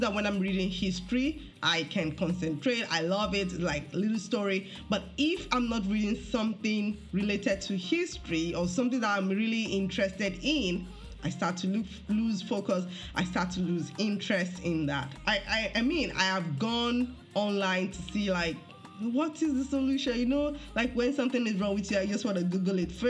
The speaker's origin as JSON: {"language": "English", "country": "Nigeria", "moved": "yes", "said": "as a Nigerian"}